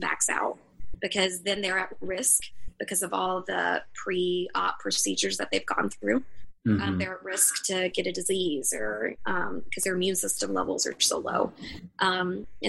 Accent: the South, United States; I'm from the South

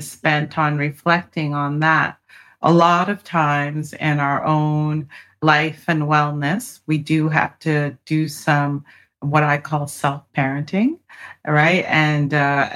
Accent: Canada; now in United States; I'm an immigrant from Canada, and my parents were immigrants to Canada

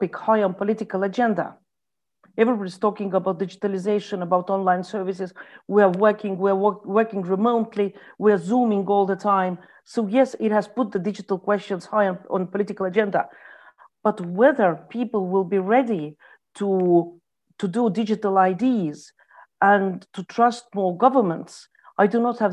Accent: Estonia; I come from Estonia.

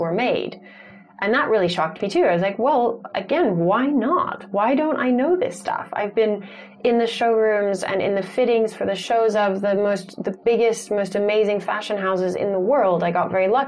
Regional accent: Santa Fe, New Mexico, United States; born or raised there; also born or lived in Tucson, Arizona

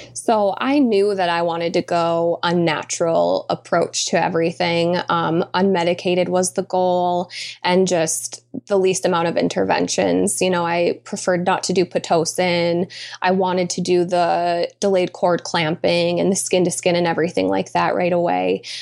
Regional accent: Michigan, United States; we were both born and raised in Michigan, and we still live in Michigan

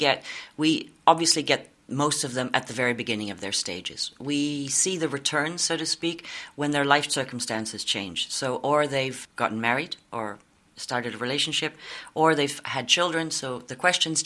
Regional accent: Canada; moved away as an adult; now in Netherlands; I'm originally Canadian

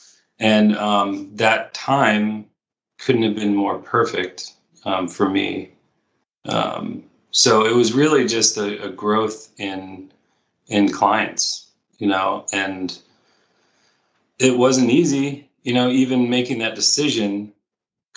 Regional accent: Baltimore, Maryland, United States; moved away as an adult; now in California, United States; Baltimore is my hometown

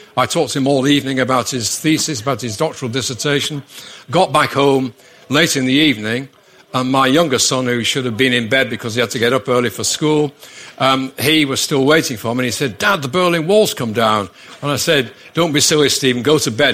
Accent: Manchester, North West England, United Kingdom; primarily Mancunian from Manchester

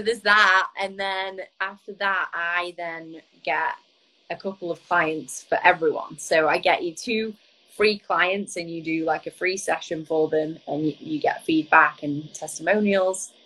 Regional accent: Blackpool, North West England, United Kingdom; moved away as an adult; also born or lived in New York; I'm from Lancashire.

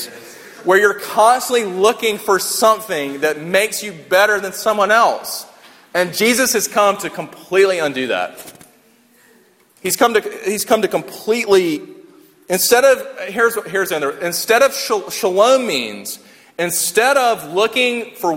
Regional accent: Sumter, South Carolina, United States; I grew up in Sumter, South Carolina

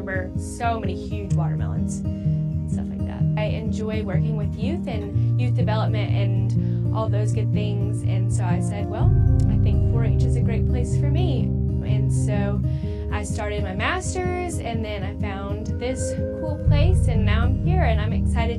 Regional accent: Dallas, North Carolina, United States; also born or lived in Boone, North Carolina; now in Durham, United States; I am from Dallas, North Carolina. It's in Gaston County, kind of close to Charlotte

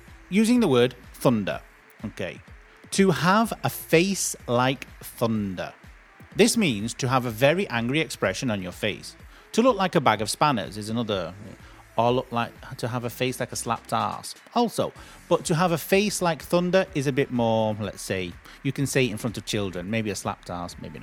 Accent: United Kingdom; We're British

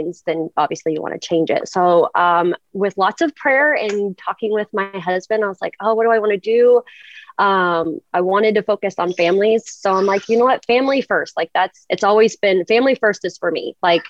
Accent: Portland, Oregon, United States; I am from Portland, Oregon

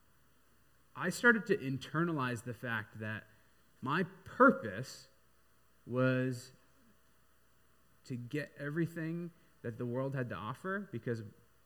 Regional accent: Seattle, Washington, United States; I grew up in Seattle, second generation American.

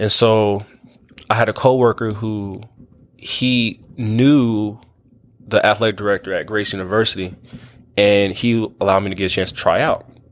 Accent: Wichita, Kansas, United States; I'm from Wichita, Kansas

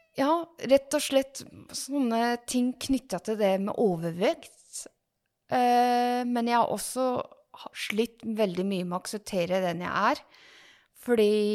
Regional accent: Ås, Akershus, Norway; født og oppvokst i Ås og bor i Ås

